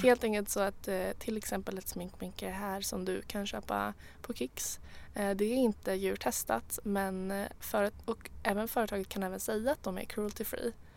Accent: Sweden; jag är svensk

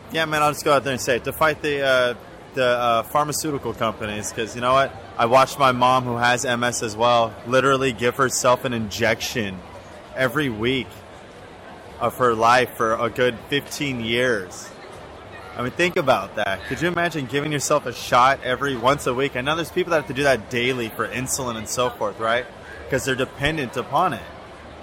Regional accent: Los Angeles, California, United States; growing up in Los Angeles

